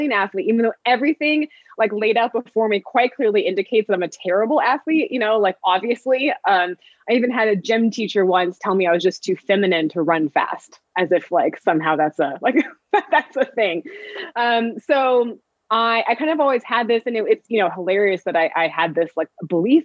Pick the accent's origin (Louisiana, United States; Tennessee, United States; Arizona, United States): Arizona, United States; Phoenix; I grew up in Phoenix